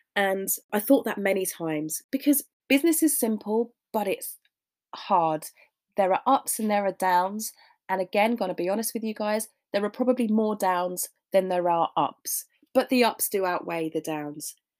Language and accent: English; London, United Kingdom; I was born in Hammersmith and I grew up around that area